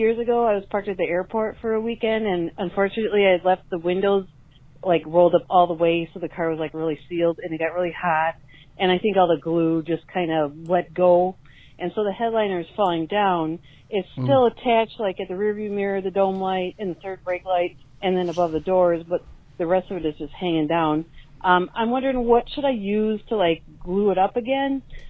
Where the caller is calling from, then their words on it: Milwaukee, Wisconsin, United States; I'm calling you from Milwaukee.